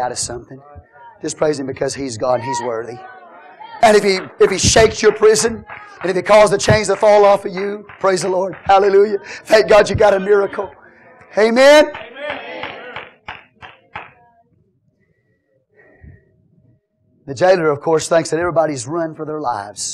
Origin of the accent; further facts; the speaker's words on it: United States; I'm an American